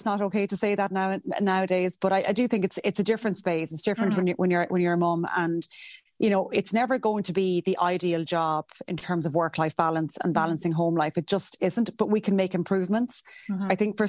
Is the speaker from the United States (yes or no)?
no; Castlebar, Connacht, Ireland; I'm from Castlebar in Mayo, and that's where I live with my fiance and my son Louis, who'll be three actually in April.